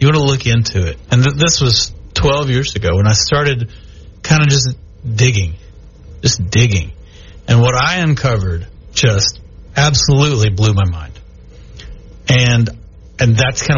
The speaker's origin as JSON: {"language": "English", "region": "Texas", "country": "United States", "tie": "born or raised there", "also_born_or_lived": "Louisiana", "moved": "yes", "lives_now": "Shreveport, United States", "said": "I'm a Texan, okay? I was born and raised in Texas. And so I came over here to Louisiana"}